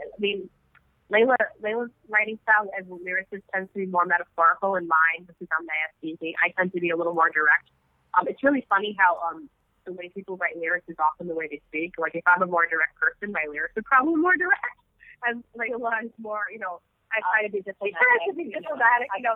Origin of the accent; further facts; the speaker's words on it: United States; as Muslim American Arab women in the Trump administration